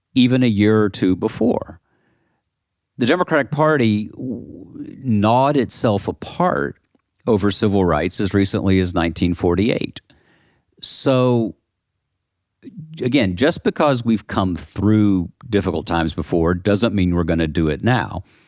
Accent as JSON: {"language": "English", "region": "the South", "country": "United States", "said": "I live in the South, I come from the South."}